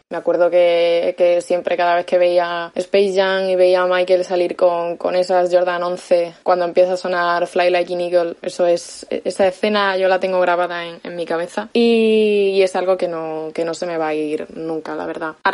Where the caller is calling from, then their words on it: Badajoz, Extremadura, Spain; de Badajoz